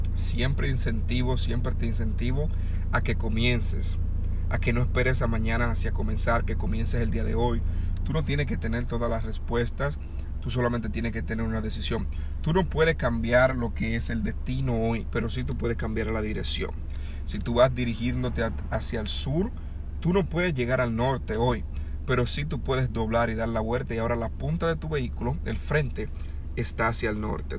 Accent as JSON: {"language": "Spanish", "country": "Dominican Republic", "tie": "born or raised there", "moved": "yes", "said": "yo estaba pequeño allá en República Dominicana, donde yo nací, la casa de mi abuela, donde yo me crié"}